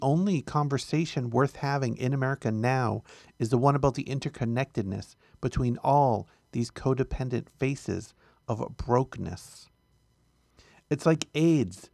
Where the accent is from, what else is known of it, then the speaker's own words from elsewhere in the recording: United States; our country